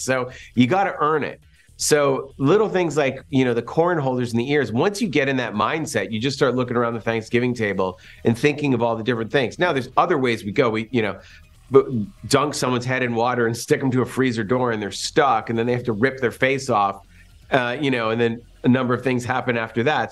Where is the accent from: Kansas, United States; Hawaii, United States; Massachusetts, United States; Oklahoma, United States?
Massachusetts, United States; My best friend, Jeff Rendell, and I, we grew up in Massachusetts